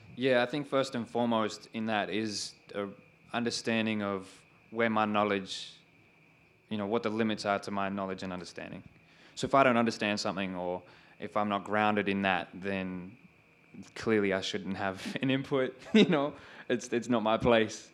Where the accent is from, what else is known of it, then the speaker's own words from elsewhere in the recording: Sydney, New South Wales, Australia; growing up in Western Sydney and what that was like